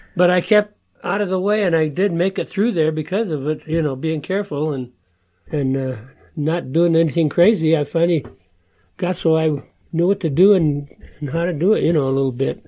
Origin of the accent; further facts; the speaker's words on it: Denver, Colorado, United States; I grew up in Denver, Colorado